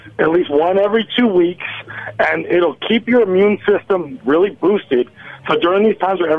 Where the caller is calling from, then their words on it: the deep south of Florida, United States; I'm calling from the deep south of Florida.